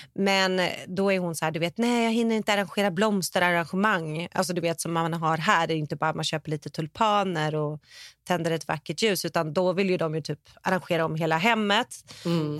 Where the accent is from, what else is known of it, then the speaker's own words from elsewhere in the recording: Sweden; now in California, United States; vi är svenskar